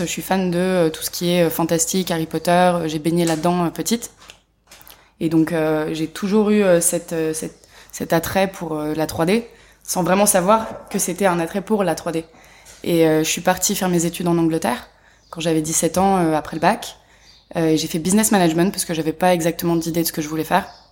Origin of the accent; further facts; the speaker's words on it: Paris, Île-de-France, France; je suis née à Paris. J'ai grandi à Paris